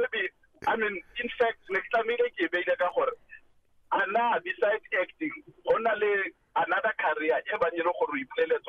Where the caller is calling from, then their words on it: East Rand, Gauteng, South Africa; From East Rand.